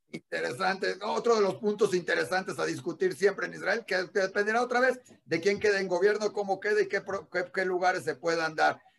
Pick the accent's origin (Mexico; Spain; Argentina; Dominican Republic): Mexico; en junio tenemos una elección importante